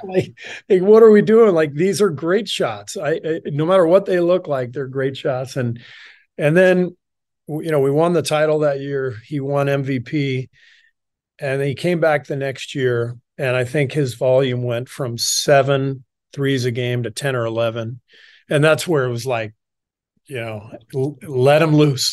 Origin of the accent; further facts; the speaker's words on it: Los Angeles, California, United States; also born or lived in Beirut, Lebanon / Cairo, Egypt / France; we moved to L A when I was pretty young, like two years old, 'cause my dad took a job at U C L A as a professor. So most of my childhood was spent in L